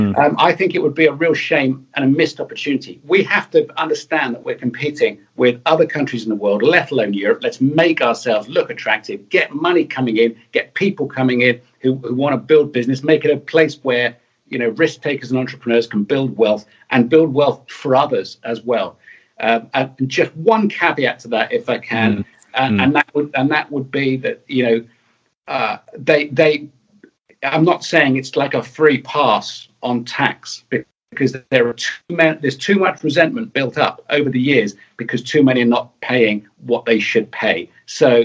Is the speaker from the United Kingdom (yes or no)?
yes; Taunton, South West England, United Kingdom; I grew up in Somerset